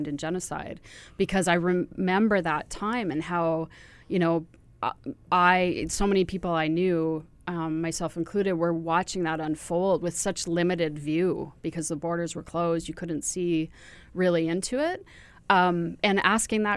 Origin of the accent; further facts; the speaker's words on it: Ontario, Canada; moved away; I'm from Ontario originally